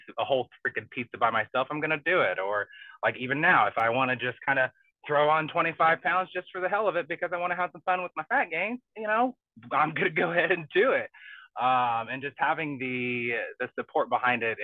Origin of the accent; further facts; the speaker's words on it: Southern Indiana, United States; I grew up in Southern Indiana.